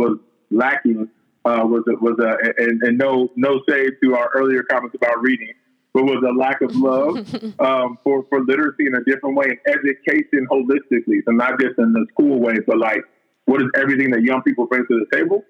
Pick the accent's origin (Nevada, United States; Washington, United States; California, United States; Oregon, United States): Washington, United States; Seattle; I was born and raised in Seattle.